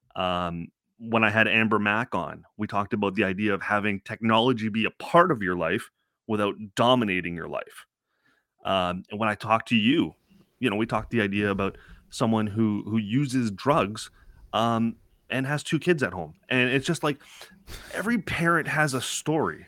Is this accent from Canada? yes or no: yes; Toronto, Ontario, Canada; growing up in Scarborough